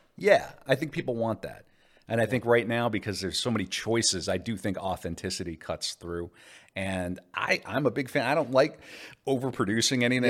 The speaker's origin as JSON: {"language": "English", "town": "Mandan", "region": "North Dakota", "country": "United States", "tie": "born or raised there", "also_born_or_lived": "Bismarck, North Dakota", "said": "I was raised, by and large, in Mandan, North Dakota, across the river"}